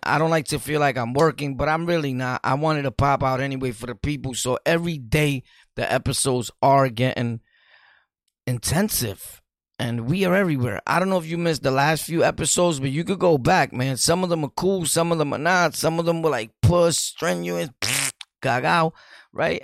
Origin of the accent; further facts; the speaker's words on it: New York City, New York, United States; Brooklyn, New York City, born and raised in Sunset Park